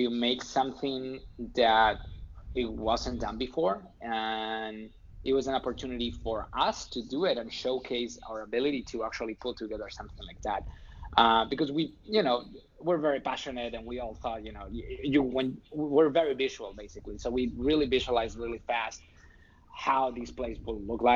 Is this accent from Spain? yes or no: yes; Spain; English is a second language; moved away as an adult; now in United States; I'm not from here. I'm not from the States. I'm from Spain